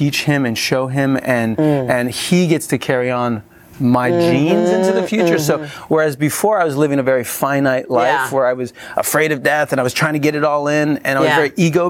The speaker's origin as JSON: {"language": "English", "region": "New York", "country": "United States", "tie": "born or raised there", "also_born_or_lived": "Hollywood", "moved": "as an adult", "lives_now": "Texas, United States", "said": "two decades in Hollywood and growing up in New York"}